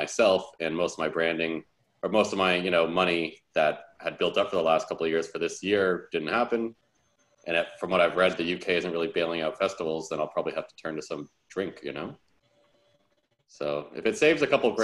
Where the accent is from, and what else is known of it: Toronto, Ontario, Canada; moved away as an adult; now in Berlin, Germany